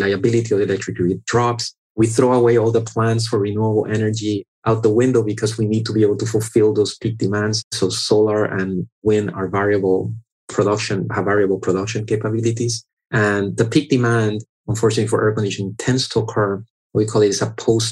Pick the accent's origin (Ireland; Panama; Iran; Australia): Panama; now in South Florida, United States; I was born in Panama and I grew up in Panama. So I'm Panamanian by birth.